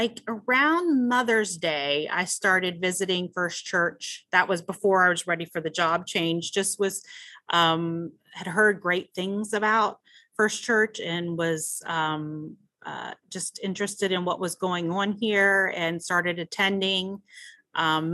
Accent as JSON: {"language": "English", "town": "Orlando", "region": "Florida", "country": "United States", "tie": "born or raised there", "also_born_or_lived": "Maryland / Ohio / Kansas City, Missouri / Washington, D.C.", "moved": "as an adult", "said": "I grew up in Belle Isle, went to Pinecastle Elementary School, Conway Middle, Oak Ridge High School. So I'm an Orlando girl"}